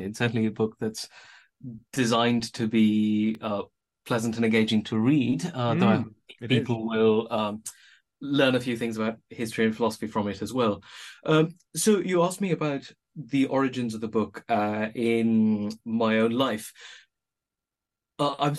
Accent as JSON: {"language": "English", "country": "India", "tie": "born or raised there", "also_born_or_lived": "Oxford, United Kingdom", "moved": "as an adult", "lives_now": "United Kingdom", "said": "born in India, and I only came to the UK and to Oxford as an adult."}